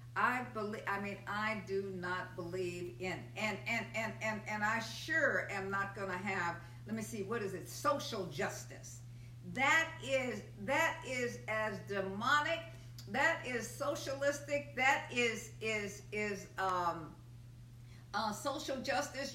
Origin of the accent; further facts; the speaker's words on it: United States; I am an American. I'm a United States citizen.